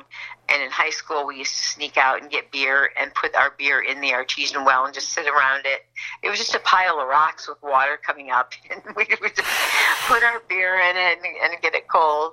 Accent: Rockford, Illinois, United States; moved away; I am from Rockford, Illinois.

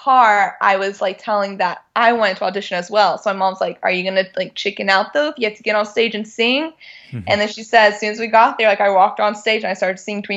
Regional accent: Sealy, Texas, United States; moved away as an adult; now in Los Angeles, United States; Originally, I am from a small town in Texas called Sealy.

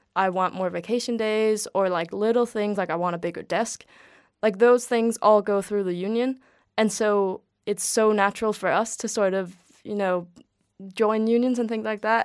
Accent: town near Brøndby, Copenhagen area, Capital Region of Denmark, Denmark; I'm from Betlehop

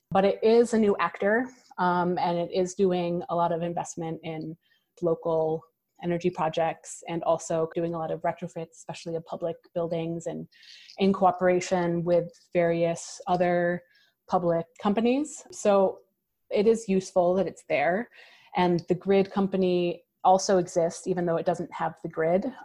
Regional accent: Canandaigua, New York, United States; but for us in Rochester as well. I grew up in Canandaigua.

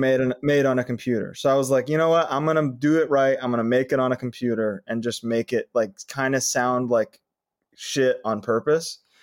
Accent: Connecticut, United States; now in California, United States; I'm from Connecticut, but I've lived in California longer.

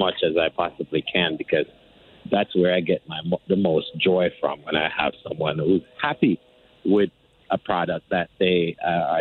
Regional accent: Jamaica; moved away as an adult; now in United States; I'm originally from Jamaica. I've been living in the U.S. for about 21 years

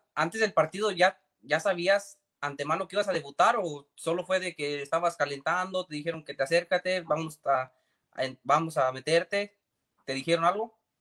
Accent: Mexico; de donde soy yo, de México

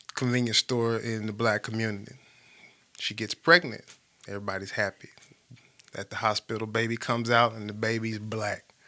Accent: Birmingham, Alabama, United States; I grew up in Smithfield, grew up in Smithfield Estates

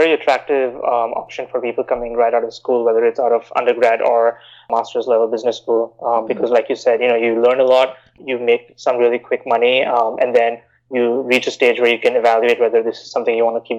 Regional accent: Bahrain; also born or lived in India; now in United States; So I grew up in the Middle East in Bahrain. I'm originally from India, came to the US to study for undergrad and decided to stay on here.

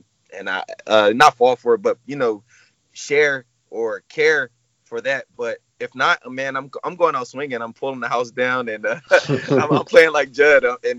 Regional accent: New Jersey, United States; I'm 28 years old, and I'm from New Jersey, South Jersey.

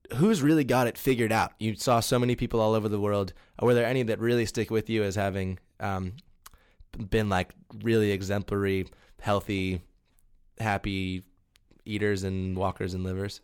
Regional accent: Ohio, United States; I'm from Ohio, where everything's done huge scale

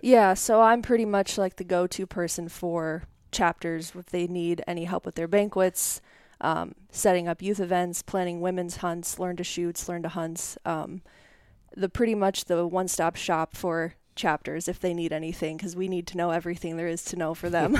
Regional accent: Fort Morgan, Colorado, United States; moved away as an adult; also born or lived in Iowa; now in Independence, United States; I grew up in Northeast Colorado, um, Fort Morgan, Brush area

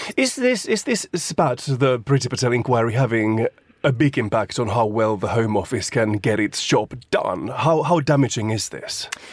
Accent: Finland; moved away; my home country of Finland

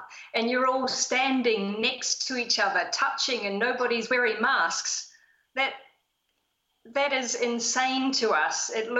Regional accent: Nelson, New Zealand; moved away; I'm originally from Nelson in New Zealand, but I've been living in a small village in Italy about an hour north of Rome for the last 20 years.

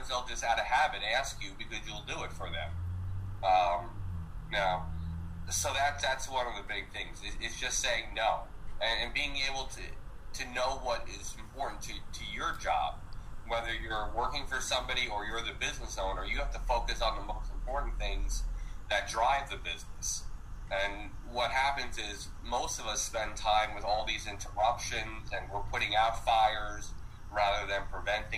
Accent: New Jersey, United States; I come from New Jersey

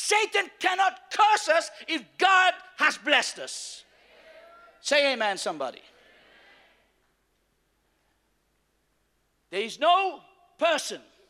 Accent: Mauritius; I am from Mauritius

